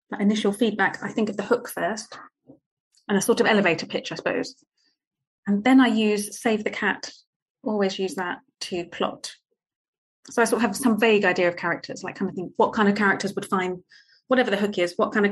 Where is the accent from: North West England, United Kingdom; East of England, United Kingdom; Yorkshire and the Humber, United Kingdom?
East of England, United Kingdom; Potters Bar; I grew up in Potter's Bar, which was this small town outside of London.